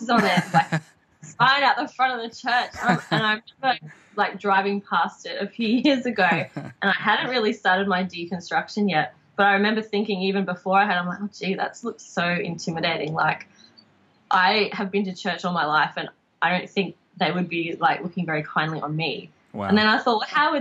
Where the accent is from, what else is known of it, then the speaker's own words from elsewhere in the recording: Logan, Queensland, Australia; I grew up in Logan